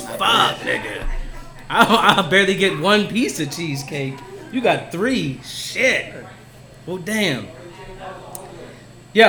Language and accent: English; New Jersey, United States; I'm from Jersey